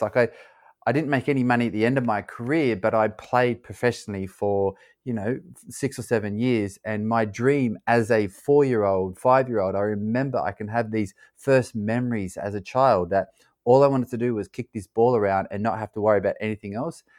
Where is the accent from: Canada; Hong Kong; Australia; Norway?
Australia; also born or lived in California / Louisiana; now in London, United Kingdom; I grew up in Australia, I live in London now